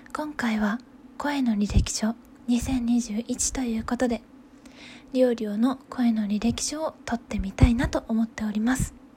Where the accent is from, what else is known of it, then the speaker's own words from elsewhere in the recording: Hokuriku, Japan; moved away as an adult; 出身は北陸で、えー、2020年の春に U ターン就職で帰って、ま、地元に帰ってきたところです